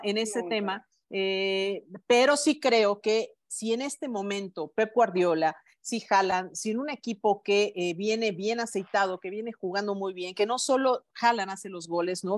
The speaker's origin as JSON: {"language": "Spanish", "country": "Mexico", "said": "todos como mexicanos"}